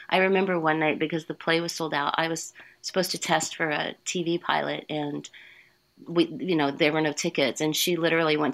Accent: Dayton, Ohio, United States; born there; That's right. Yeah. I was born in Dayton, Ohio.

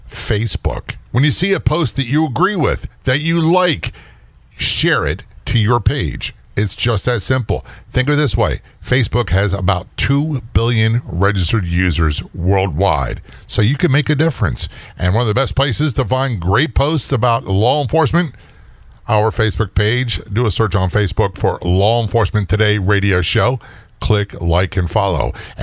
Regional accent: New Jersey, United States; born there; I was born in Northern Jersey, and although I was a Navy brat, we returned to visit family all the time.

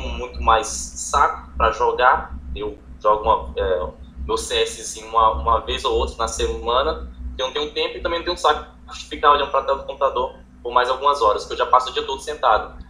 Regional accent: Tocantins, Brazil; sou do Tocantins

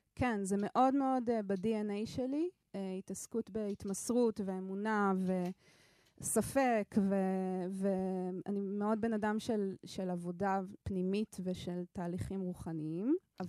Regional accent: Ramat Gan, Tel Aviv District, Israel; also born or lived in Jerusalem / Switzerland / New York; now in Jaffa, Israel; נולדתי בירושלים, גדלתי ברמת גן, תל אביב

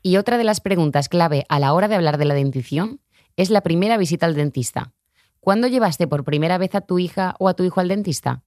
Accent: Ciudad Rodrigo, Castile and León, Spain; soy de un pueblo de Salamanca que se llama Ciudad Rodrigo

